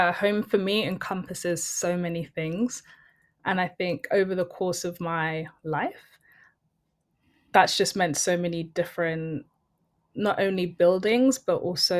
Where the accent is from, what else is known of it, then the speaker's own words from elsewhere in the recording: London, United Kingdom; also born or lived in Benin City, Nigeria / Acton; I've grown up in West London.